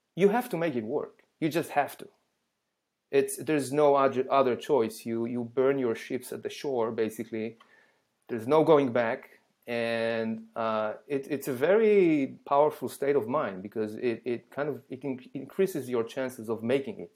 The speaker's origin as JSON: {"language": "English", "country": "Israel", "tie": "born or raised there", "second_language": "English", "moved": "as an adult", "lives_now": "United States", "said": "I was born and raised in Israel"}